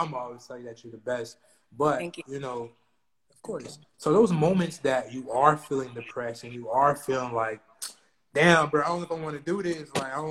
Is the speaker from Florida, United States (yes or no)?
yes; Broward County, Florida, United States; I'm from Broward.